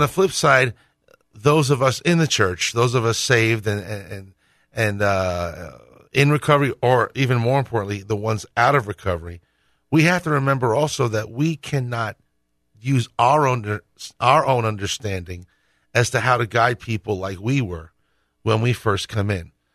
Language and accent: English; Northeast, United States; I grew up Roman Catholic in the Northeast